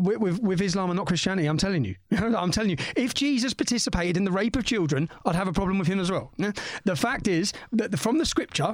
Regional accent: Luton, East of England, United Kingdom; I just take my hometown. When I was born in 1982, we had one mosque. We now have 35.

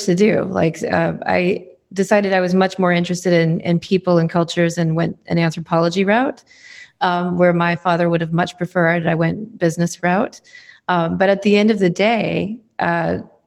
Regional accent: New England, United States; now in Seattle, United States; I grew up in New England

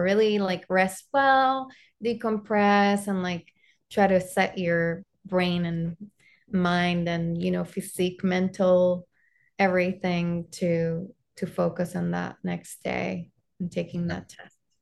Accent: Panama; English is a second language; also born or lived in Arkansas / Florida; now in United States; I'm originally from Panama

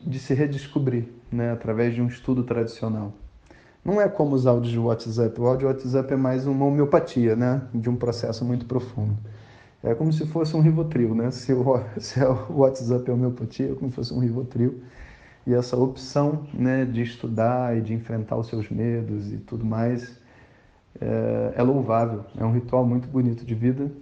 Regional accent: Brazil; somos brasileiros

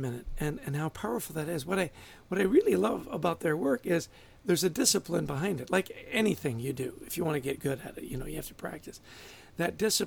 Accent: New Jersey, United States; my home state

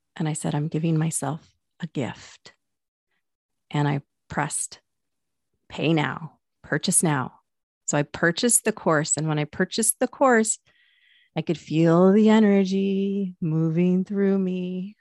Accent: Pacific Northwest, United States; I'm from the Pacific Northwest

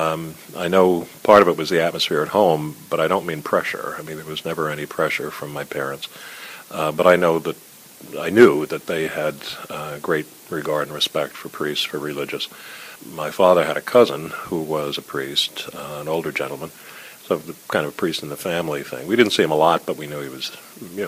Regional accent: Elizabeth, New Jersey, United States; also born or lived in Westfield; I was born in Elizabeth and grew up there

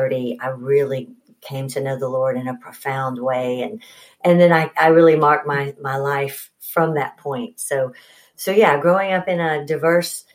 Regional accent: Huntsville, Alabama, United States; moved away as an adult; also born or lived in Birmingham, Alabama; now in Atlanta, United States; I grew up in Huntsville

